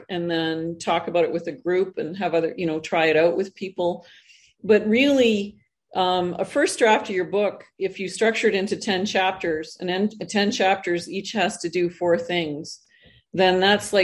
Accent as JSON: {"language": "English", "country": "Canada", "moved": "as an adult", "lives_now": "Costa Rica", "said": "I'm originally Canadian, I'm now living in Costa Rica"}